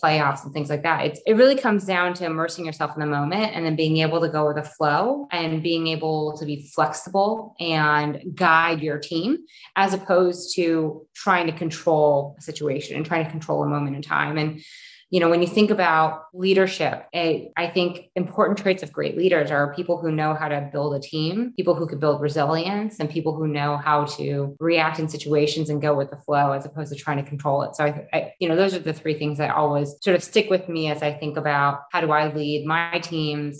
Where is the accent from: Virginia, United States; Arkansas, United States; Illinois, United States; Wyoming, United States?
Illinois, United States; Chicago; I grew up in Chicago in the early 80s